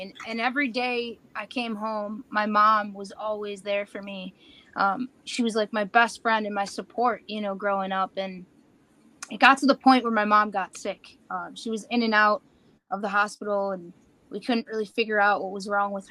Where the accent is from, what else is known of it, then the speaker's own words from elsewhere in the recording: Buffalo, New York, United States; I grew up in Buffalo, New York all my life